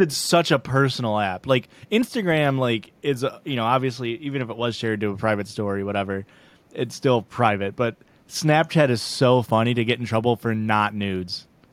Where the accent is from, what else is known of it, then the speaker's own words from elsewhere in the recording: Illinois, United States; I'm from Illinois